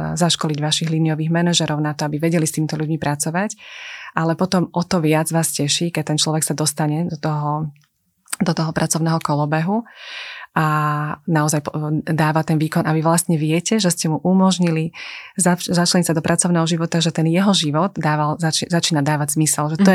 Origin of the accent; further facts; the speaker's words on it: Slovakia; My sme Slováci s veľkým otvoreným srdcom